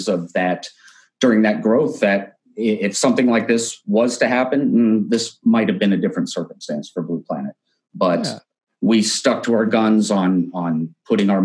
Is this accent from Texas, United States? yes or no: no; Pennsylvania, United States; also born or lived in Branson, Missouri; now in Las Vegas, United States; I was actually born and raised in Pennsylvania and then moved all over the US